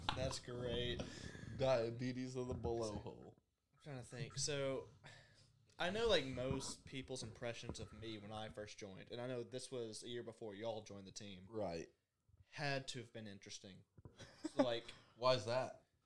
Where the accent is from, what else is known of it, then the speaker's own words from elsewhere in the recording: Birmingham, Alabama, United States; I'm from Birmingham